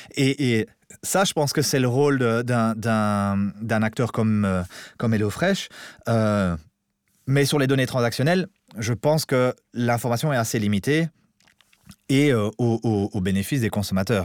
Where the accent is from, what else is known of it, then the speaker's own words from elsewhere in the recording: Belgium; je suis un bon Belge